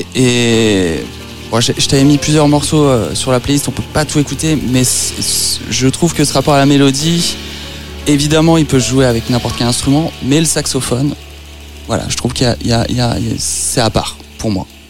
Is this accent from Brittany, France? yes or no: no; Nogent-sur-Marne, Île-de-France, France; Moi, je suis originaire de Nogent-sur-Marne dans le 94